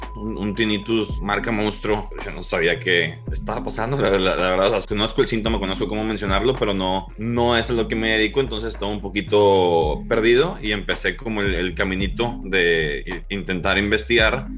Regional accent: Monterrey, Nuevo León, Mexico; Soy de Monterrey, Nuevo León

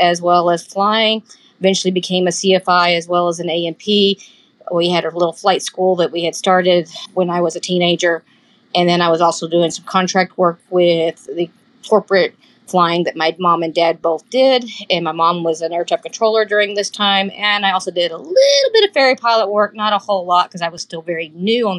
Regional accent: Texas, United States; I am born and raised in Texas, and that's where I'm currently back in Texas in the DFW area

